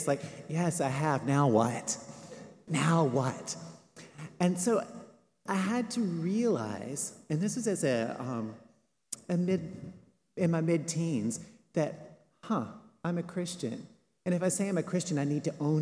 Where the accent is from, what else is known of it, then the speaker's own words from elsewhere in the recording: Western North Carolina, United States; I grew up Baptist in the Appalachian Mountains of Western North Carolina.